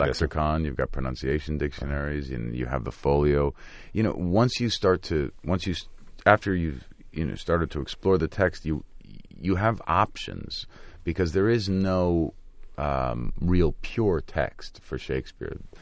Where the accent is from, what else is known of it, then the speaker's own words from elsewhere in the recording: New York, United States; growing up in the Lower East Side of New York